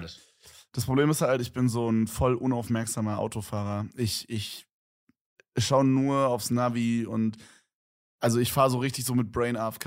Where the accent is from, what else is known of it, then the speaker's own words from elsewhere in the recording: Berlin, Germany; bei uns in Berlin